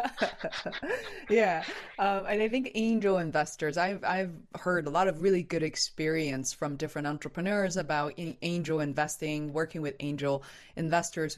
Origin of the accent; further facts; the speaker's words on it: Beijing, China; now in Boston, United States; I'm originally from Beijing and I'm now based in Boston.